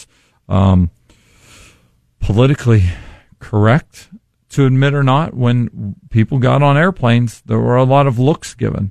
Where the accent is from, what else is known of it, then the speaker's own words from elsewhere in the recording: East Liverpool, Ohio, United States; moved away; I lived in East Liverpool at the time